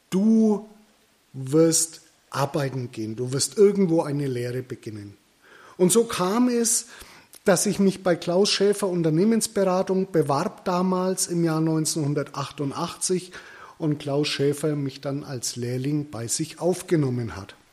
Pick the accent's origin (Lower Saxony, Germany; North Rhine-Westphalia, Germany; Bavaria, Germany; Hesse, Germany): Bavaria, Germany; accent: Middle Franconian; Geboren und aufgewachsen im wunderschönen Mittelfranken. Das hört ihr auch an meinem Dialekt.